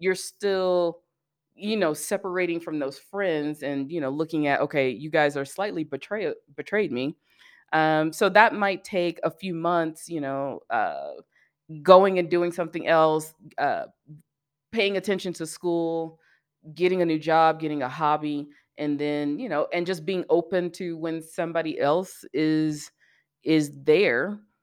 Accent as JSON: {"language": "English", "town": "Birmingham", "region": "Alabama", "country": "United States", "tie": "born or raised there", "also_born_or_lived": "Atlanta / San Diego", "moved": "as an adult", "lives_now": "Colorado, United States", "said": "I grew up in Birmingham, I went to school in Atlanta"}